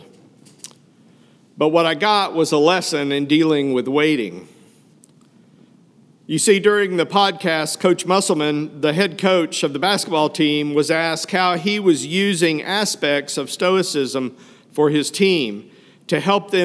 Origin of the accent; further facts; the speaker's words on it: Fayetteville, Arkansas, United States; moved away; I grew up in Fayetteville, Arkansas, not only my hometown